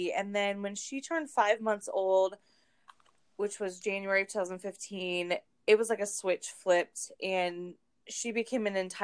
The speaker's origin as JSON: {"language": "English", "region": "Northern California", "country": "United States", "tie": "born or raised there", "moved": "as an adult", "lives_now": "Hershey, United States", "said": "I'm originally from Northern California, but I have lived in Central Pennsylvania for almost 10 years"}